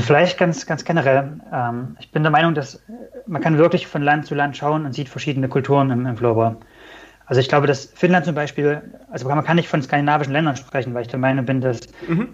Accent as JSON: {"language": "German", "country": "Germany", "said": "als Deutscher"}